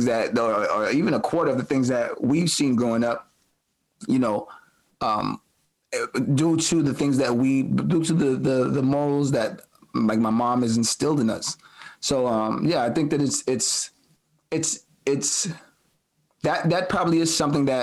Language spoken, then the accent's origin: English; New York City, New York, United States; we come from Brooklyn in the 80s and 90s